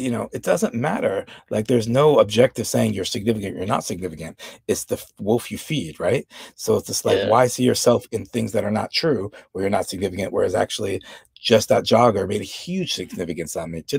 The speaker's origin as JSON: {"language": "English", "region": "New York", "country": "United States", "tie": "born or raised there", "said": "I grew up in New York, but I had no exposure to Latin dance."}